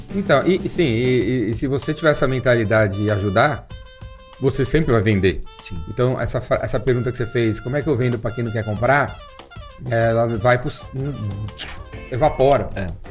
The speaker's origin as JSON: {"language": "Portuguese", "region": "São Paulo", "country": "Brazil", "tie": "born or raised there", "said": "Eu, eu cresci na Climação, que é um bairro central aqui em São Paulo"}